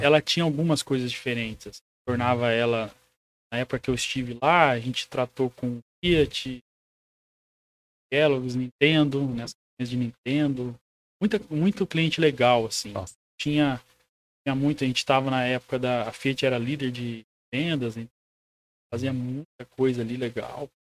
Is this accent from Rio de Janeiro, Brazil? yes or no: no; Presidente Prudente, São Paulo, Brazil; Eu sou de Presidente Prudente, sou um conterrâneo seu